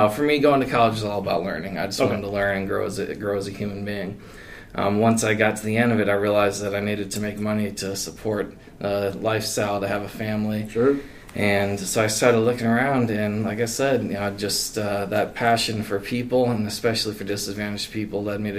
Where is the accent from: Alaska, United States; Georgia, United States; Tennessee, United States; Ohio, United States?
Ohio, United States; Columbus; moved away as an adult; also born or lived in Cleveland, Ohio; from Cleveland, Ohio, I like to say, and then but was born or grew up in Columbus.